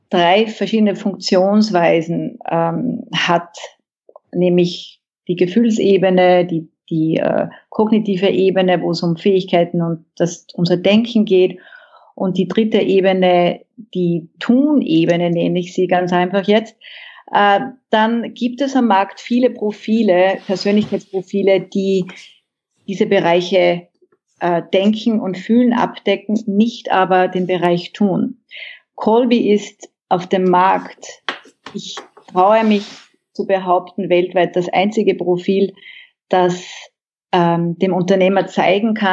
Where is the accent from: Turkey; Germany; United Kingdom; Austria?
Austria; ich bin Österreicherin und ähm, seit 2010 mit einem Westaustralier verheiratet